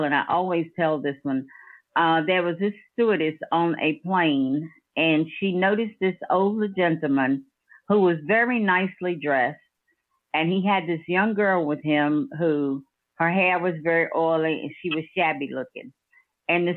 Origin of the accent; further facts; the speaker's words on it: Danville, United States; I'm from Danville